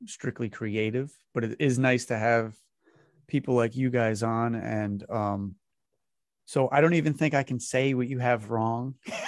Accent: Massachusetts, United States; I'm up in Massachusetts, so I have my own strange accent. Oh, yeah. And I, and I grew up on the border of Rhode Island.

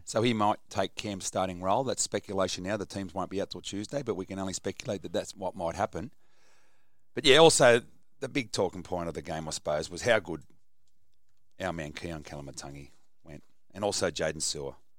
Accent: Botany, New South Wales, Australia; we're both from Botany

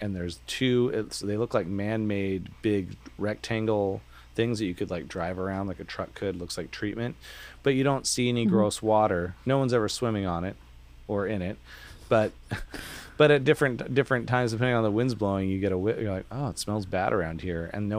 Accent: Vancouver, Washington, United States; So there's I grew up in Vancouver, Washington by Camas, Washington.

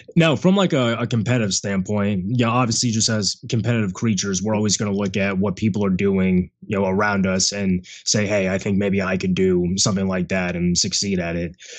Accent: Central Florida, United States; growing up in Central Florida

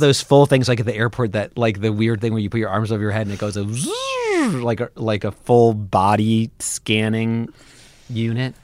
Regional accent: New York City, New York, United States; I'm from Brooklyn

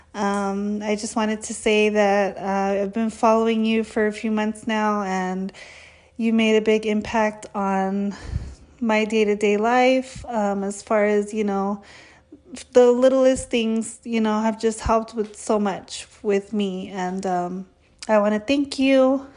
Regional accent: California, United States; I'm from California

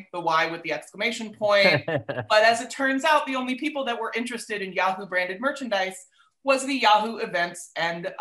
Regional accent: Riverside, California, United States; now in Los Angeles, United States; I grew up in Riverside

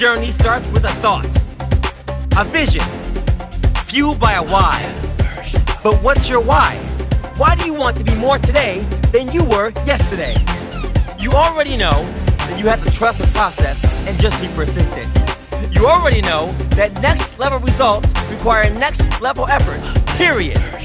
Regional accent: New Paltz, New York, United States; SUNY New Paltz, which I know very well. That's in my hometown

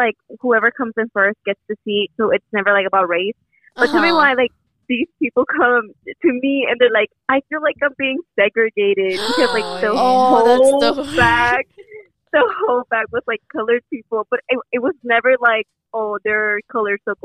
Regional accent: Chicago, Illinois, United States; I'm from Chicago

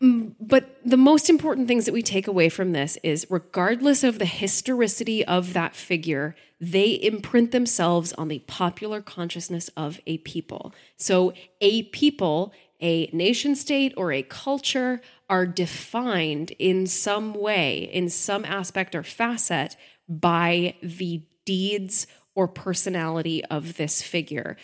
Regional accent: United States

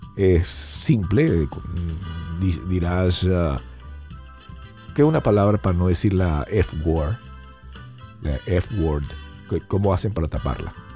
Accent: Venezuela; now in Miami, United States; yo soy venezolano, no soy peruano

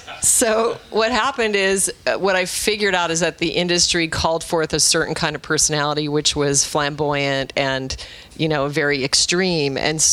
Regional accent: Alaska, United States; I was raised in Alaska, and I went to... very proudly went to Arizona State, which Rich does not recognize as a real institution.

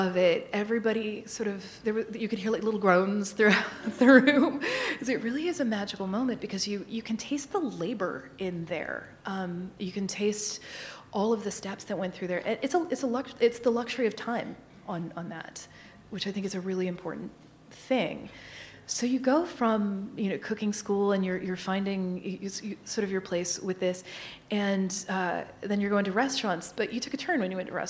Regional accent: Northern Kentucky, United States; moved away as an adult; also born or lived in Baltimore; I grew up in Kentucky, Northern Kentucky, but still, I go off to school in Baltimore

